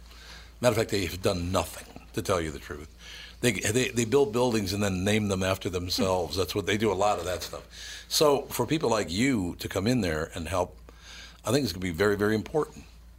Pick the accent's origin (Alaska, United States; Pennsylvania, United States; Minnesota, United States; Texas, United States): Minnesota, United States; Minneapolis; It's where I grew up in North Minneapolis.